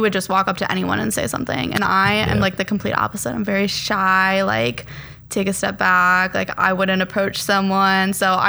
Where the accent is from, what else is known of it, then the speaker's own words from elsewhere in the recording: Frankfort, Illinois, United States; So I grew up in Frankfort, Illinois.